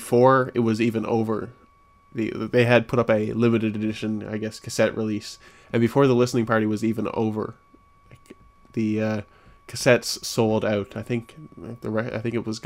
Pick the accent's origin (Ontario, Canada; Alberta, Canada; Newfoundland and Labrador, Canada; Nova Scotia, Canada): Newfoundland and Labrador, Canada; now in St. John's, Canada; my hometown, which is buttfuck nowhere, Newfoundland